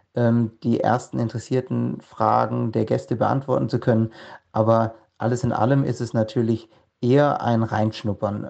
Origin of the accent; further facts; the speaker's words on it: Villingen-Schwenningen, Baden-Württemberg, Germany; moved away as an adult; now in Svalbard, Norway; Ich komme ursprünglich mal aus Villingen-Schwenningen im schönen Schwarzwald im Südwesten Deutschlands. Ähm, bin dort aufgewachsen, zur Schule gegangen